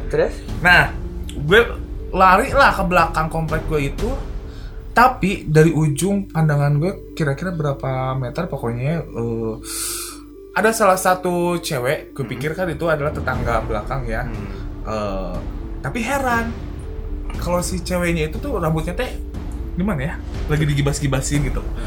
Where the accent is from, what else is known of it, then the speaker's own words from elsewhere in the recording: Bandung, West Java, Indonesia; di Antapani itu dulu di daerah gue